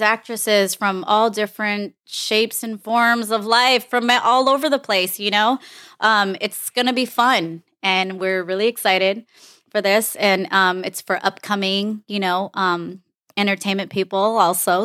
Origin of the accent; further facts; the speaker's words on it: Los Angeles, California, United States; I am from Los Angeles, California